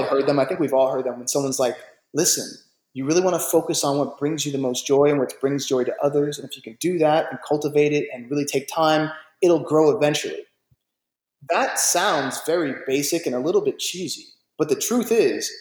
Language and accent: English; Jersey City, New Jersey, United States; also born or lived in New York; I was raised in New York, I was raised in Jersey City